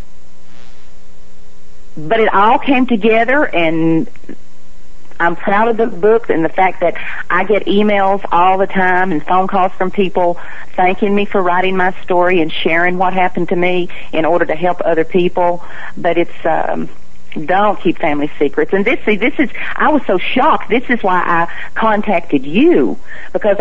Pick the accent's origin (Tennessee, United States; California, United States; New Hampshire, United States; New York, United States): Tennessee, United States; Athens; moved away as an adult; now in Florida, United States; my hometown of Athens, Tennessee